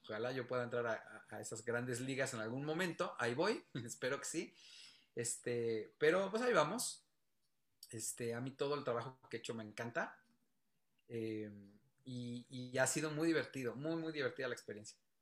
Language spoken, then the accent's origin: Spanish; Mexico; en nuestro país